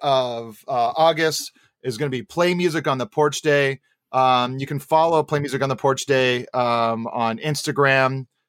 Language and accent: English; Hawaii, United States; born or raised there